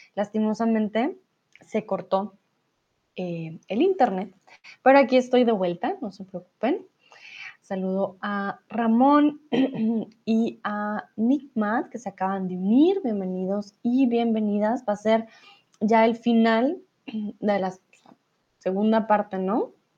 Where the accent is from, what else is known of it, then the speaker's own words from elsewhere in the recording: Colombia; yo soy de Colombia, si hablamos de la capital de mi país, estamos hablando de Bogotá